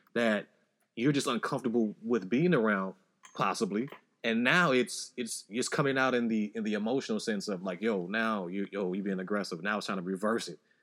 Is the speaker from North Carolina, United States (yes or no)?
no; Chicago, Illinois, United States; I grew up in Chicago, you know, Southside